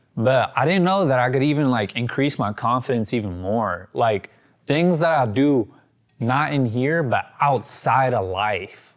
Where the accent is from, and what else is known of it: Sacramento, California, United States; born or raised there; also born or lived in Yuba City, California